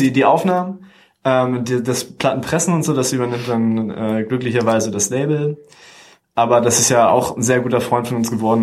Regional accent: Celle, Lower Saxony, Germany; moved away as an adult; also born or lived in Hanover; Und wir kommen ursprünglich aus, aus Celle und gar nicht aus Hannover, sondern aus dem Zeller Umkreis

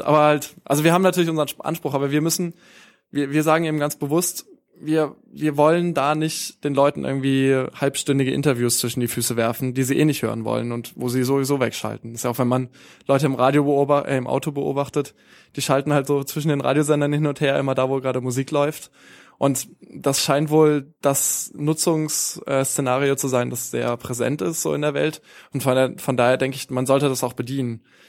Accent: Baden-Baden, Baden-Württemberg, Germany; now in Hanover, Germany; Da, wo ich herkomme in, in Baden-Baden, in Baden-Württemberg

